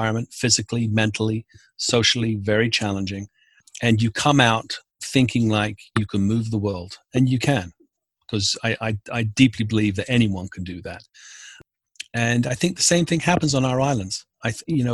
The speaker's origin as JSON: {"language": "English", "region": "London", "country": "United Kingdom", "tie": "born or raised there", "also_born_or_lived": "Newfoundland / coast of Maine", "moved": "as an adult", "lives_now": "Maine, United States", "said": "I was born and raised in London in the UK"}